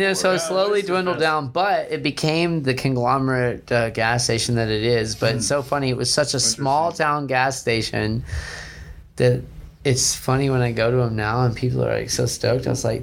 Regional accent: Lake Jackson, Texas, United States; growing up in Lake Jackson.

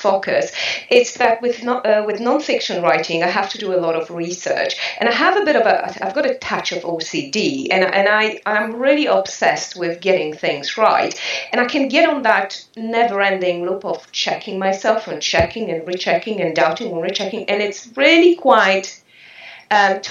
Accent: New Zealand; now in France; I am a Kiwi.

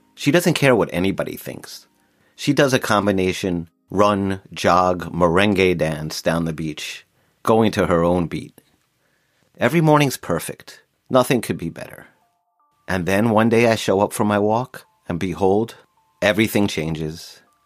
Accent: Long Island, New York, United States; Growing up in Long Island

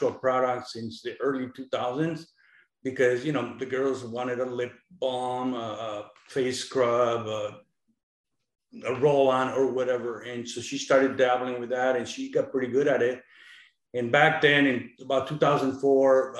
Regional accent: Mexico; now in United States; I was born in Mexico. We migrated to the States in 1977

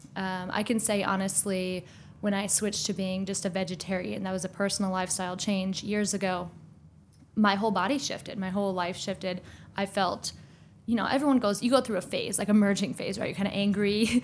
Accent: Minnesota, United States; moved away as an adult; now in Washington, D.C., United States; I moved here from Minnesota, also from a small town

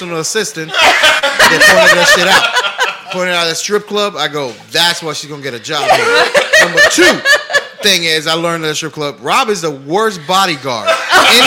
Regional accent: Pine Hills, Florida, United States; I grew up in Pine Hills

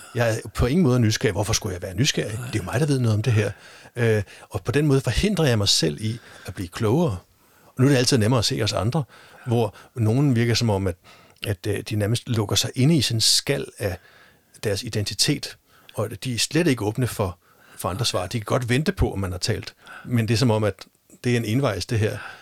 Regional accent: Denmark; nu er vi jo i Danmark, og vi er danskere

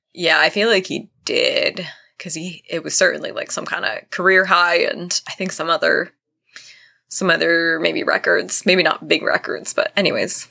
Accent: Vermont, United States; I'm from Vermont

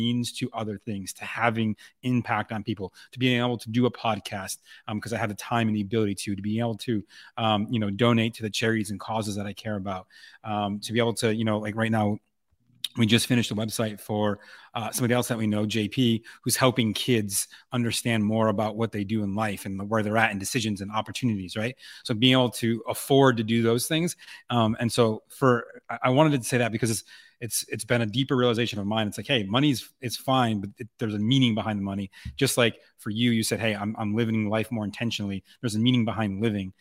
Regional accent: Buffalo, New York, United States; moved away as an adult; now in Austin, United States; I grew up in Buffalo

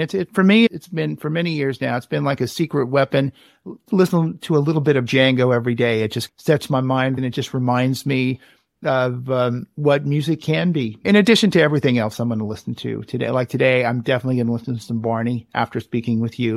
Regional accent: Richmond, California, United States; born or raised there

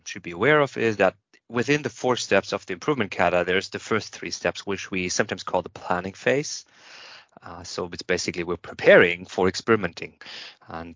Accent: Germany; I'm from Germany.

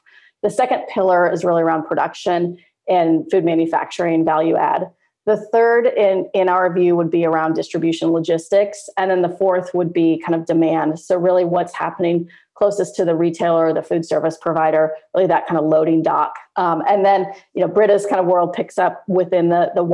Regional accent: Turlock, California, United States; moved away; I'm based in Turlock

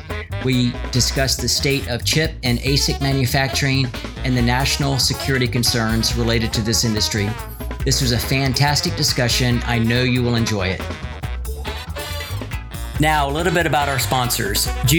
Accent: Texas, United States; I grew up in Texas, and oil and gas has just been kind of a part of the culture that I grew up in.

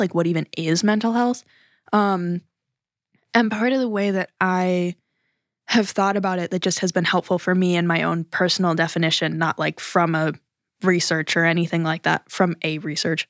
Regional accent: United States; as an American

